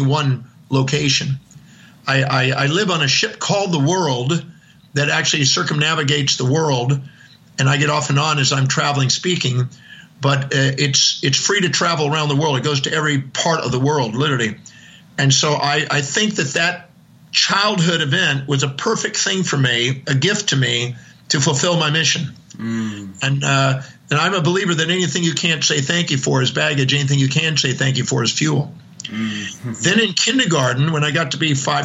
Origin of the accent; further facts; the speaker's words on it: Houston, Texas, United States; moved away; also born or lived in Oahu; I was born in Houston, Texas, 1954, November 25th, 8:08 in the morning